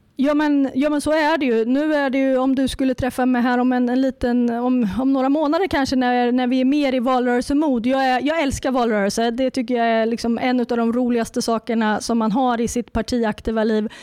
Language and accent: Swedish; Närke, Örebro County, Sweden; accent: Närke dialect